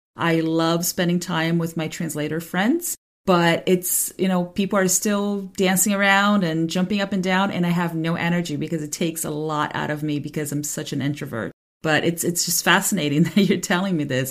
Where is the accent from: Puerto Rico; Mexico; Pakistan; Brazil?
Brazil; first language Portuguese; English is a second language; moved away as an adult; I still speak Portuguese because it's been almost two decades now that I've been away from Brazil